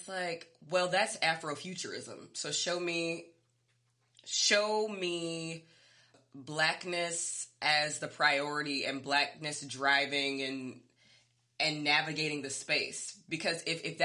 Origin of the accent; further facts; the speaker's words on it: United States; as a Black American